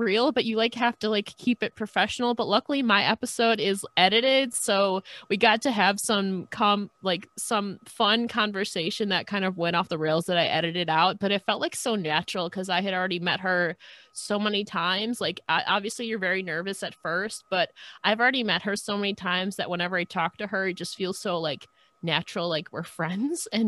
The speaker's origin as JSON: {"language": "English", "region": "New York", "country": "United States", "said": "I'm from New York"}